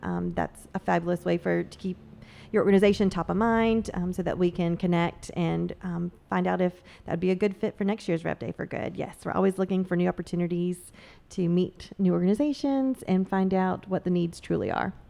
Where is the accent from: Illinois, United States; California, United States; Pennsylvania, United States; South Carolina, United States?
South Carolina, United States; Myrtle Beach; moved away as an adult; now in Charleston, United States; I grew up in the South End of Myrtle Beach